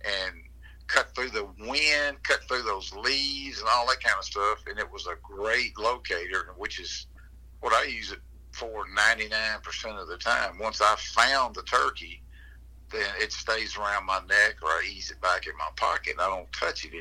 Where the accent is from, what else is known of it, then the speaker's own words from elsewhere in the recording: Natchez, Mississippi, United States; I'm from Natchez, Mississippi